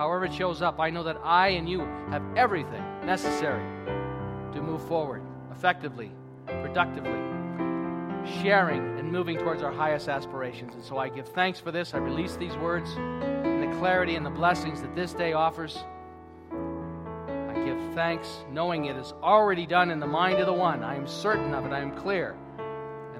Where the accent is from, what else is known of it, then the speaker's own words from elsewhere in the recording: United States; now in Canada; being American